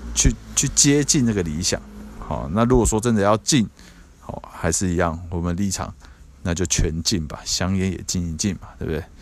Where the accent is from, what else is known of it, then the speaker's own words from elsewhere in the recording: Taiwan; 现在在我们台湾这边